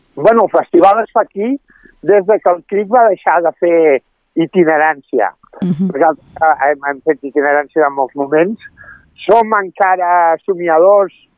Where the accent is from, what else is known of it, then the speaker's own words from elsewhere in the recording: Barcelona, Catalonia, Spain; moved away as an adult; also born or lived in Italy; now in Sant Esteve de Palautordera, Spain; urbanites de, de la ciutat de Barcelona, ella és del barri xino i jo soc de Sarrià